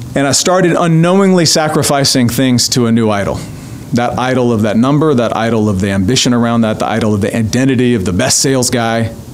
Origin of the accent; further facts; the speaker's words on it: North Louisiana, United States; grew up in North Louisiana, um, and small town